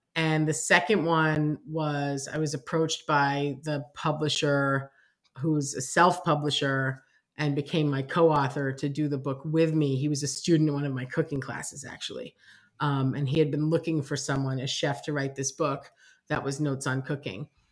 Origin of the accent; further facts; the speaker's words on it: New York City, New York, United States; growing up in New York, growing up on the Upper East Side